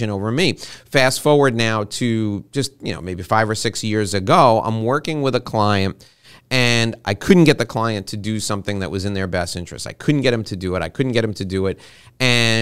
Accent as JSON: {"language": "English", "town": "New York City", "region": "New York", "country": "United States", "tie": "born or raised there", "said": "I was born and raised around New York City"}